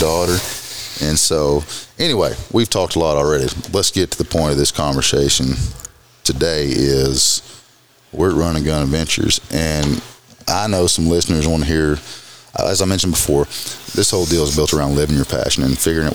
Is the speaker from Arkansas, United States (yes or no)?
yes; Arkansas, United States; As redneck as we are from Arkansas